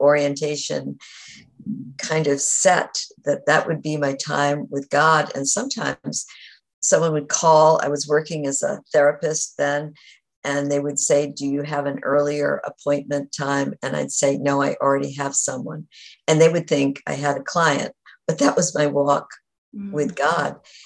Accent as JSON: {"language": "English", "region": "New England", "country": "United States", "tie": "born or raised there", "said": "I grew up in New England"}